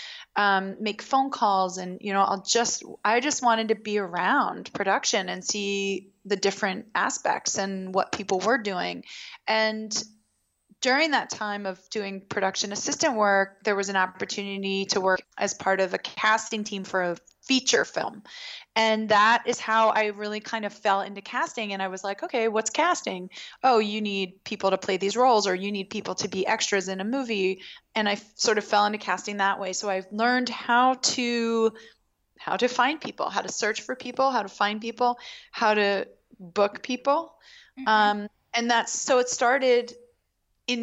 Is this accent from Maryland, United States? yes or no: yes; Baltimore, Maryland, United States; I grew up in Baltimore